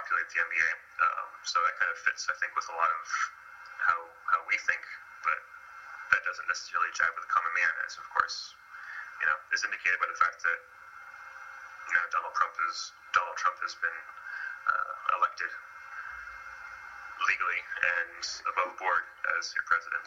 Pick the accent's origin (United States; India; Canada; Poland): Canada; I am Canadian